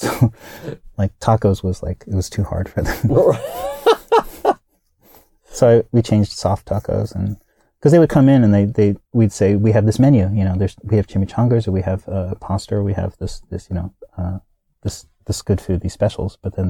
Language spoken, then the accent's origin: English; Hawaii, United States; Plus, I grew up in Hawaii. We had a lot of geckos.